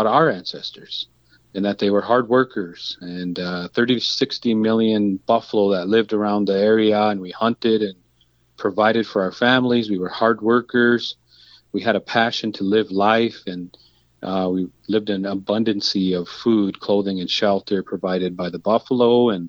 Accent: Crow Creek Sioux Tribe, South Dakota, United States; I come from the Crow Creek Sioux Tribe. We're known as the Hunkpati Dakota Nation

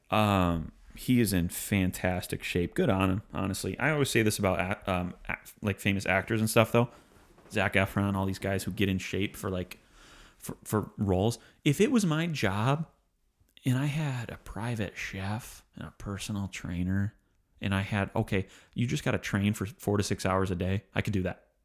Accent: Michigan, United States; growing up in Michigan

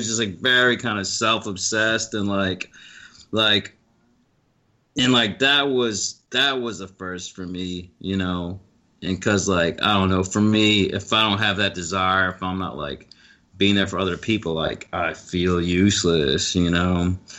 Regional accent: the South, United States; accent: Southern; think I'm everyone idiot. From the South is stupid.

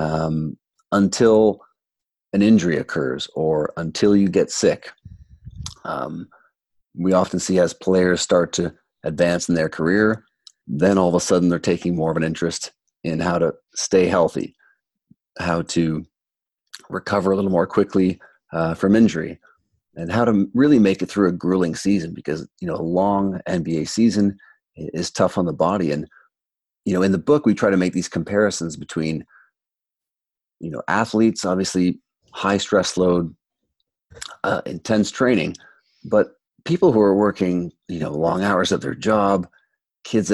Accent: Toronto, Ontario, Canada; when I was growing up in Toronto 20 years ago

